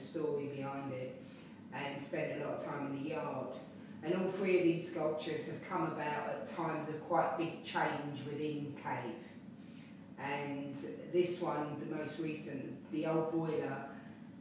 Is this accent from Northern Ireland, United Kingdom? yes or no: no; London, United Kingdom; I was born in London. I was born in the general lining in Waterloo. And I've lived here in Pimlico all of my life.